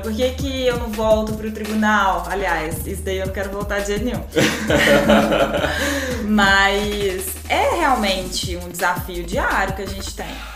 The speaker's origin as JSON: {"language": "Portuguese", "town": "Varginha", "region": "Minas Gerais", "country": "Brazil", "tie": "born or raised there", "said": "eu também sou do interior, sou de Varginha"}